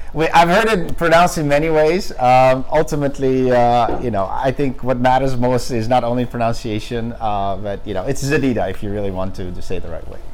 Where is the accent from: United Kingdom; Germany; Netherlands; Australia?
Netherlands; moved away; I'm actually originally from the Netherlands